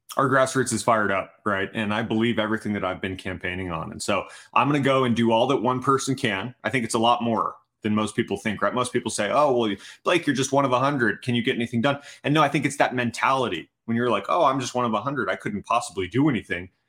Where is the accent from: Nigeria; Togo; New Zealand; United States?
United States; Tucson, Arizona; my hometown of Tucson